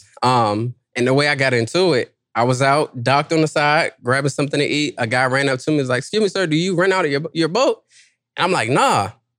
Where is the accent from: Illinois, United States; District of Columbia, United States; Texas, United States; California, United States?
District of Columbia, United States; Washington; I'm from D.C.